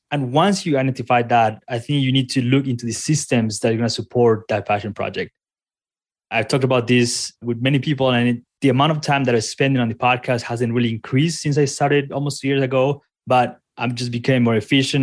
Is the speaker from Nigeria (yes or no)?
no; Colombia; moved away as an adult; now in Colorado, United States; I'm originally from Colombia, moved here to the United States a few years ago to college.